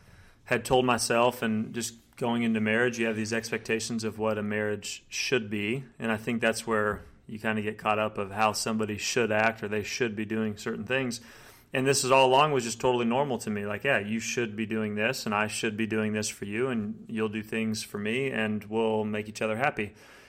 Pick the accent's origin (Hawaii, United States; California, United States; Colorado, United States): Colorado, United States; moved away as an adult; also born or lived in Virginia; I grew up in Colorado. I'm the youngest of six children.